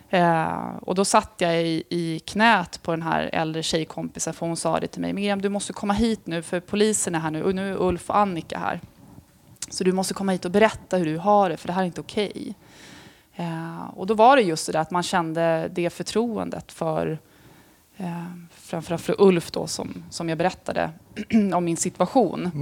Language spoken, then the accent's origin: Swedish; Stockholm, Stockholm County, Sweden; also born or lived in Tullinge / Rissne; jag är ju från Stockholm